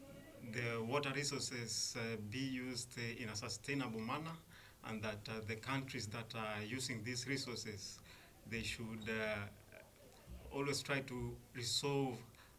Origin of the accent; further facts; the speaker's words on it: Kenya; I come from Kenya.